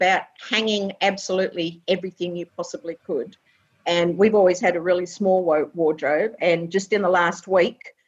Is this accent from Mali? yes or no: no; Perth, Western Australia, Australia; also born or lived in England / Chidlow, Western Australia; now in Ballybally, Australia; I was born in England originally and came to Australia when I was 3, but we've always lived in Perth, around Perth and that sort of thing.